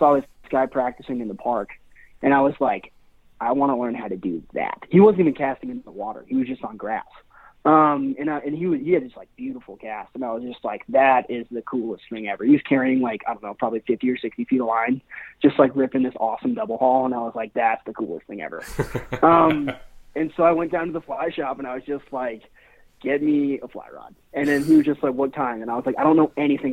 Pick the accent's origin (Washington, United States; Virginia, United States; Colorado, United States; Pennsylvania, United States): Washington, United States; Seattle; also born or lived in Spain / Paris; I was born and raised in Seattle.